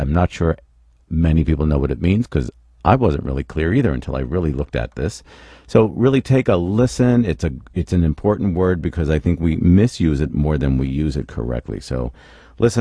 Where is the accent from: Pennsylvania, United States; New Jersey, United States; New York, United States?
Pennsylvania, United States; Philadelphia; now in California, United States; I love Philly. That's my hometown.